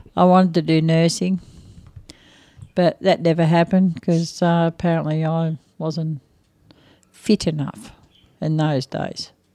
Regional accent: Echuca, Victoria, Australia; I was born in Ichuka

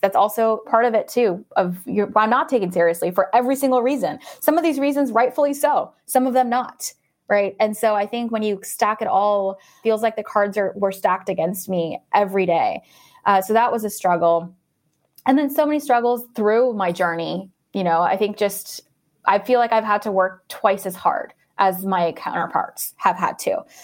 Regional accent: Orlando, Florida, United States; I'm actually from Orlando, Florida

